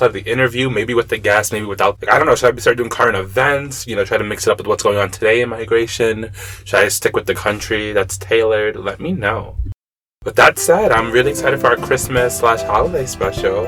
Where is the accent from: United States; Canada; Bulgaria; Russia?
United States; New York; as a New Yorker